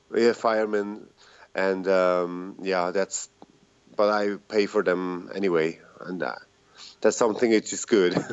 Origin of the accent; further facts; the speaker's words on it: Zurich, Switzerland; I'm from Switzerland, uh, Zurich